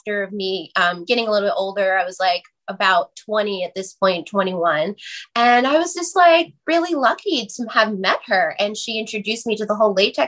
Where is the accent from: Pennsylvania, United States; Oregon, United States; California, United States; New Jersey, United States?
New Jersey, United States; I grew up in New Jersey, 15 minutes over the George Washington Bridge